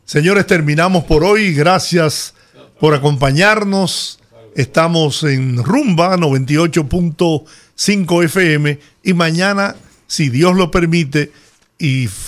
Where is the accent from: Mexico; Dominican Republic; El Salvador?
Dominican Republic; Villahermosa, La Romana; ir a Villahermosa, en La Romana, donde de donde yo soy, a repetir eslogans vacíos